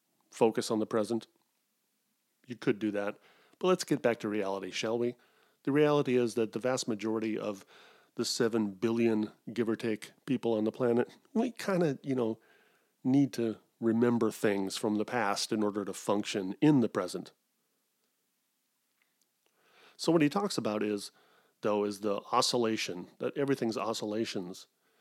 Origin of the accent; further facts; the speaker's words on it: Wisconsin, United States; born there; I was born in Wisconsin, but I can't do a Midwestern accent.